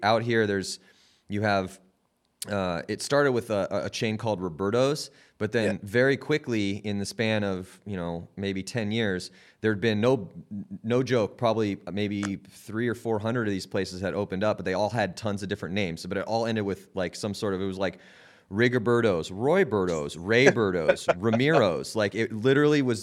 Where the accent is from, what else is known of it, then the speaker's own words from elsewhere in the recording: San Diego, California, United States; I grew up in San Diego